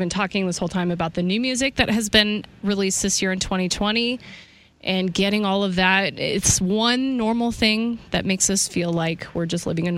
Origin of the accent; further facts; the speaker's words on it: Kansas, United States; I'm from Kansas